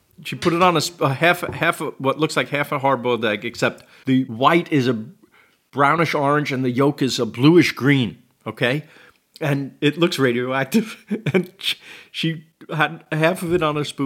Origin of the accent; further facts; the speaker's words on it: New York City, New York, United States; when you're 23 and you come from New York City